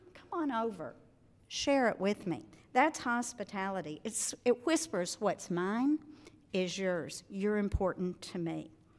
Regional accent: Arkansas, United States; moved away; I'm originally from Arkansas. For those of you who have never heard me speak before, this is the way I speak

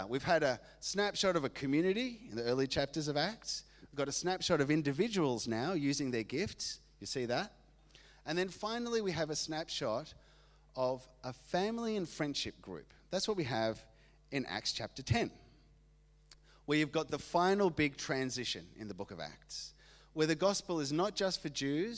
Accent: Argentina; moved away; I grew up in Argentina

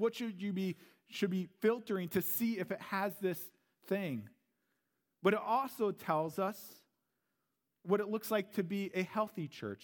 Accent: Missouri, United States; moved away as an adult; also born or lived in St. Louis; now in Green Bay, United States; I am a Southern Belle. I'm from Missouri, or Misery

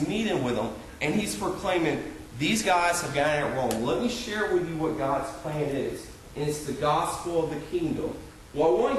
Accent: Orange Park, Florida, United States; moved away as an adult; also born or lived in Graceville, Florida; I grew up in Orange Park, Florida, which is a suburb of Jacksonville, Florida

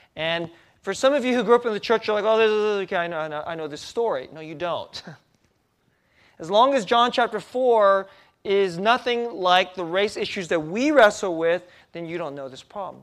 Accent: San Jose, California, United States; moved away; also born or lived in East Coast; San Jose, California.

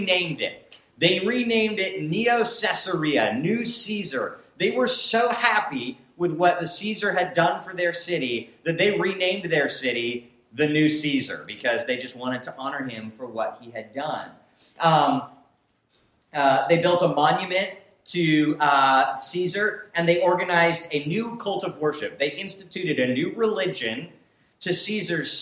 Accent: Whitefish, Montana, United States; I'm from a hometown, we're from Whitefish, Montana, and Whitefish, Montana's a beautiful little hometown

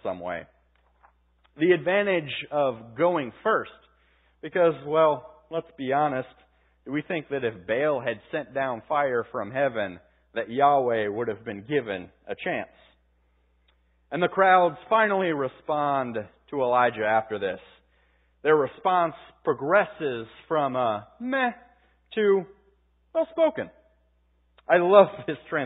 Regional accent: Pittsburgh, Pennsylvania, United States; my hometown, Pittsburgh Penguins

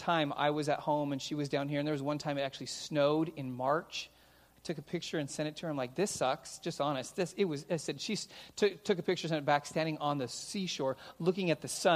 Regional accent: California, United States; moved away as an adult; also born or lived in Oregon; now in Simi Valley, United States; being born and raised in California

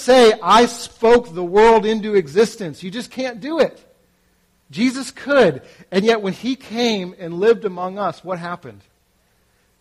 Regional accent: Massachusetts, United States; moved away as an adult; also born or lived in Philadelphia; now in New Jersey, United States; I'm from Massachusetts, but I live in New Jersey

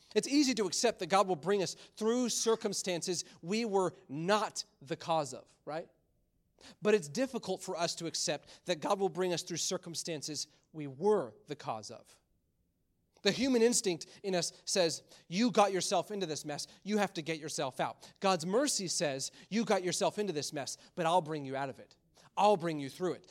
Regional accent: Michigan, United States; moved away; Growing up in Michigan, there was always some type of snowstorm.

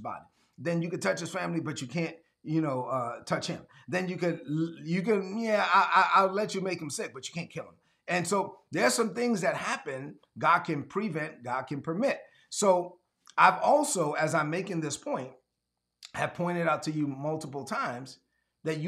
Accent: New York City, New York, United States; I grew up in East New York, Brooklyn.

